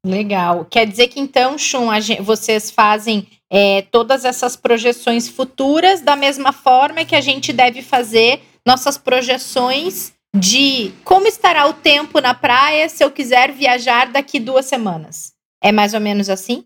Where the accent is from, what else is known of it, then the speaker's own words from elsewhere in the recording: Capão da Canoa, Rio Grande do Sul, Brazil; also born or lived in Porto Alegre; Depois fui para o litoral, que a família dos meus pais toda é, é de lá. E acabei me criando na praia até os 17 anos